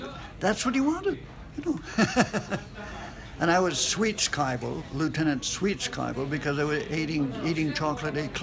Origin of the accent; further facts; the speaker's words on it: Canada; moved away; I'm Canadian